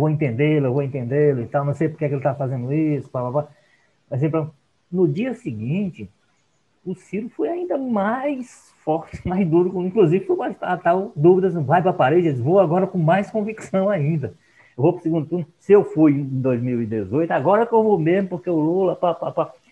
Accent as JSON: {"language": "Portuguese", "region": "Ceará", "country": "Brazil", "said": "tem muito cearense no meio dessa briga aí, então eu como cearense não posso me, me intrometer."}